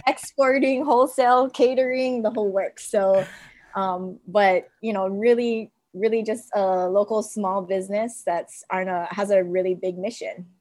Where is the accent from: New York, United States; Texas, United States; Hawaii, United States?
Hawaii, United States; Mililani; from Mililani, Mililani High School